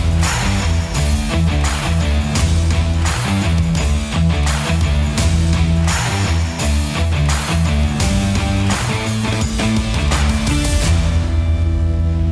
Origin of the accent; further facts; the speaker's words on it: Klamath Falls, Oregon, United States; I'm a local, been here forever